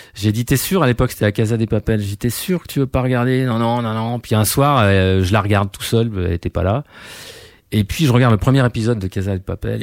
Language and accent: French; France; je suis français